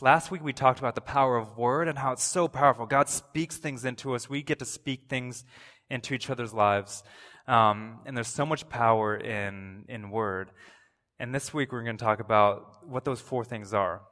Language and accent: English; Toronto, Ontario, Canada; I'm from Toronto